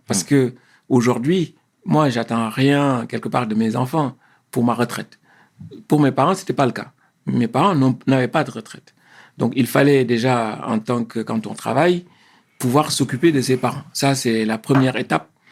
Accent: Senegal; moved away as an adult; also born or lived in Paris, France; now in France; je suis originaire du Sénégal. Mhm. je suis né au Sénégal euh, il y a un peu plus de 50 ans. Euh, j'ai fait mes écoles euh, primaires et secondaires au Sénégal.

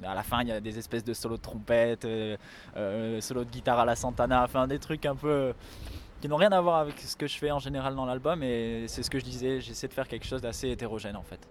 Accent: France; je suis né en France, mais mes deux parents euh, sont d'origine polonaise

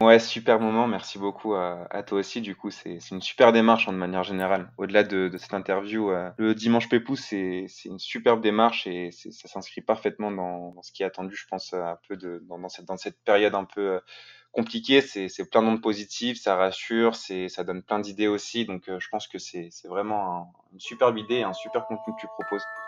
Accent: France

